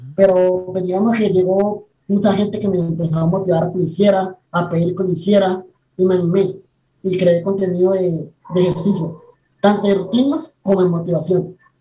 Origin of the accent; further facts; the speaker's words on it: Colombia; also born or lived in Panama City, Panama; Nací en la ciudad de Panamá en el 2003, pero pues fui criado en Colombia. O yo he vivido todo, todo en Colombia